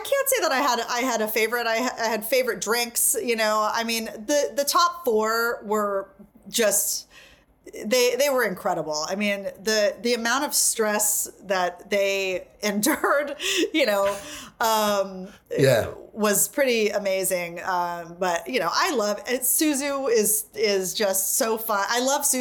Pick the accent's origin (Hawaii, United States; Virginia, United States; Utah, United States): Hawaii, United States; now in New York, United States; I'm from Hawaii